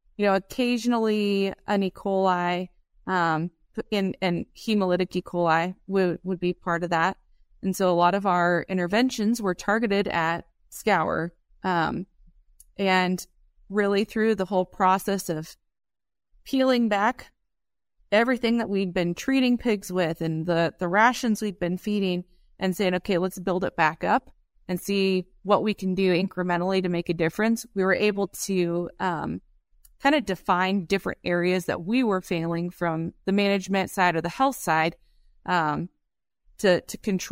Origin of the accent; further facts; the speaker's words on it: Iowa, United States; now in Columbus, United States; We're based out of Columbus, Nebraska, but I'm originally from Southwest Iowa. So grew up with crop farming and a cow-calf operation.